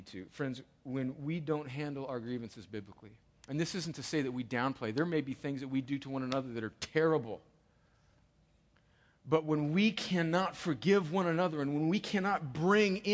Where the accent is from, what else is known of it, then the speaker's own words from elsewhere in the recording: United States; I'm an American